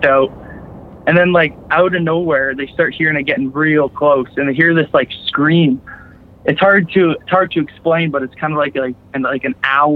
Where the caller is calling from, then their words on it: Campbell River, British Columbia, Canada; calling from Vancouver Island, BC, Canada